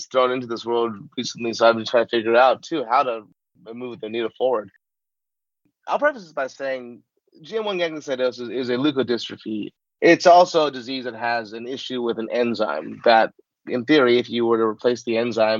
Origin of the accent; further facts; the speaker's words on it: Southern California, United States; I grew up in Southern California. I was a kid of Hollywood